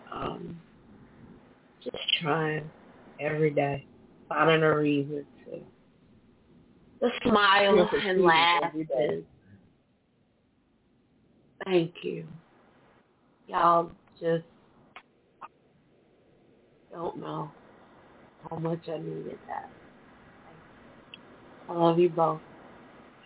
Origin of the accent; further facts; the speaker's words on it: Bridgeport, Connecticut, United States; I'm here from Bridgeport, Connecticut.